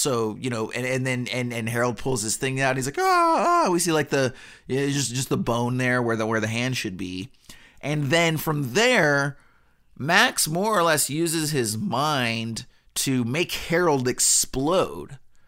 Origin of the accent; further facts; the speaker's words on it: Canada; They're like, well, we're both Canadian, so why not?